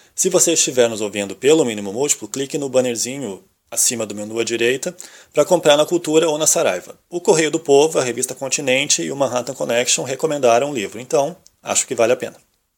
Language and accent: Portuguese; Rio Grande do Sul, Brazil; fica esse bairrismo de achar que aqui nós somos melhores do que.